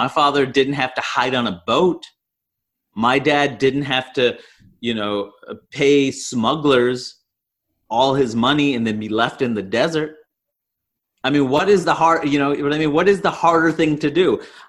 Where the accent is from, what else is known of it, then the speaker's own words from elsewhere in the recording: Canada; I'm Canadian.